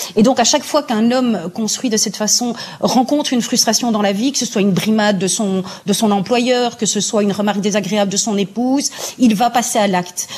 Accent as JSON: {"language": "French", "country": "Belgium", "said": "chez nous en Belgique"}